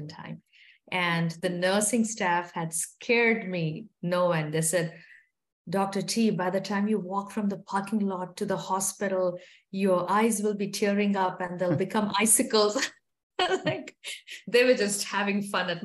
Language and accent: English; southern India, India; moved away as an adult; now in Milwaukee, United States; I grew up in southern India